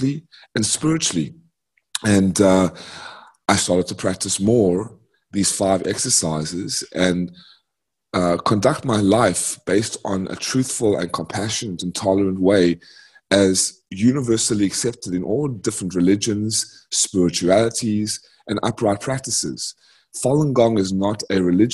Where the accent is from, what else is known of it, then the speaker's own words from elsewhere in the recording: United States; also born or lived in South Africa / Atlanta, Georgia; I'm an American citizen, South African born, native, American raised, 25 years in America. My family moved in 1995 because they saw no future in South Africa.